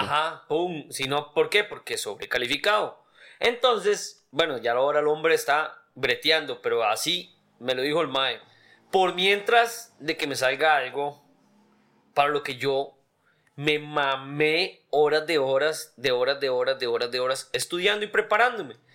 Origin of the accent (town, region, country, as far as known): Costa Rica